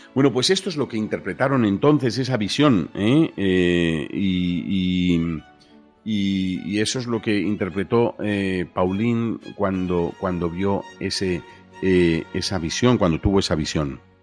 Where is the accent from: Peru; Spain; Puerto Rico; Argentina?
Spain; nosotros somos de España